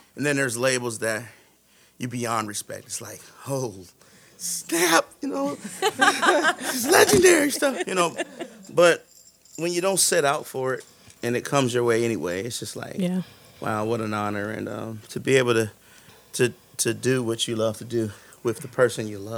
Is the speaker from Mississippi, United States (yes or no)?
no; Cleveland, Ohio, United States; I'm growing up in Cleveland, Ohio